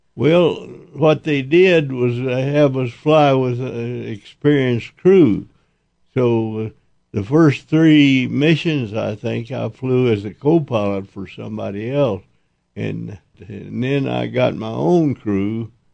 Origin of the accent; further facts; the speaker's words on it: Dexter, New Mexico, United States; also born or lived in Oklahoma / Amarillo, Texas; In New Mexico, but I was born in Oklahoma